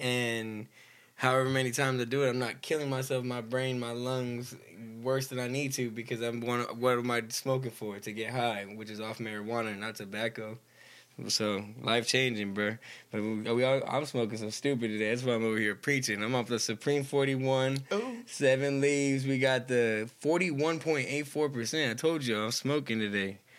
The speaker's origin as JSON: {"language": "English", "town": "Stockton", "region": "California", "country": "United States", "said": "we're from Stockton"}